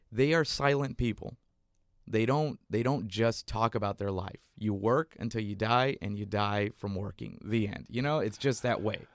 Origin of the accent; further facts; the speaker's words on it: McAllen, Texas, United States; moved away; I was born in South Texas, McAllen, Texas